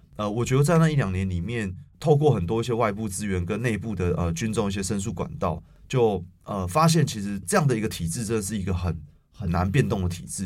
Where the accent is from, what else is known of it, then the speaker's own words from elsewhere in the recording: Taipei, Taiwan; 我是一个台北人